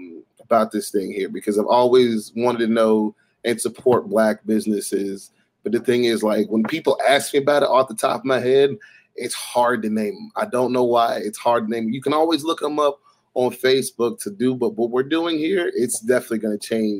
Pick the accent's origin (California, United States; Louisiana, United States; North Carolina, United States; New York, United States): North Carolina, United States; Raleigh; also born or lived in Washington, District of Columbia, United States; I grew up in Raleigh, but I'm originally from DC. Been down here pretty much all of my life. I grew up here.